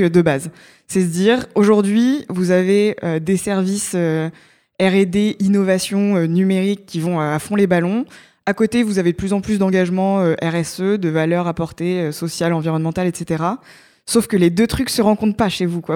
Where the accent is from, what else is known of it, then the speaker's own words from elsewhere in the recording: Évreux, Normandy, France; moved away as an adult; also born or lived in Grenoble; now in Paris, France; j'ai fait tout mon lycée et, et, toute mon enfance en Normandie, à Évreux